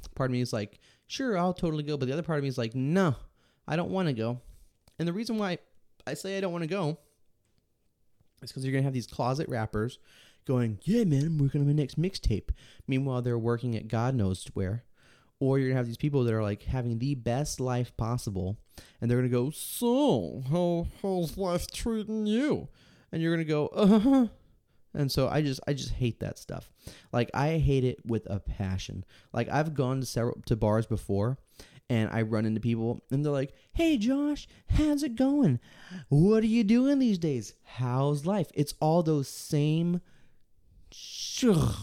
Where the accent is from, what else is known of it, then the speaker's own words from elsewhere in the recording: Texas, United States; Born and raised in Texas.